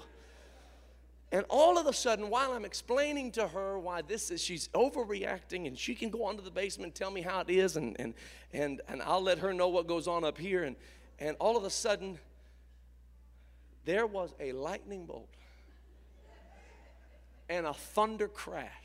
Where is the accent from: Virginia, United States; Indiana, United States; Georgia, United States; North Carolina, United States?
Indiana, United States; I grew up in Indiana. I'm a Hoosier